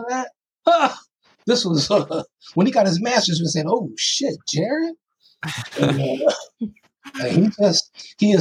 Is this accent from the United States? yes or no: yes; Toledo, Ohio, United States; also born or lived in Chicago; now in North Carolina, United States; I'm from Toledo, Ohio